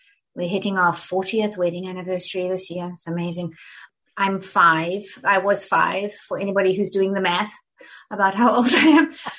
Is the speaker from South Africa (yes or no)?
yes; South Africa; moved away as an adult; now in United States; So, but I was raised in South Africa. I was there from the time I was for until we left for the States. I was 35. So yeah, 30 years.